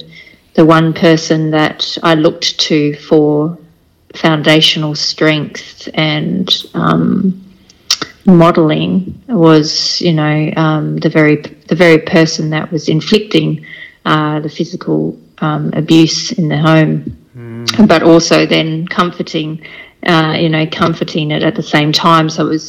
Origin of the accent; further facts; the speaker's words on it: Takapuna, Auckland, New Zealand; born there; I was born in Takapuna in Auckland in New Zealand.